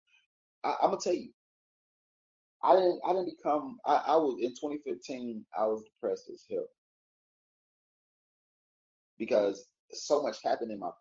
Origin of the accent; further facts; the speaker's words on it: Atlanta, Georgia, United States; also born or lived in Warner Robins, Georgia; I'm a city nigga, I'm from Atlanta.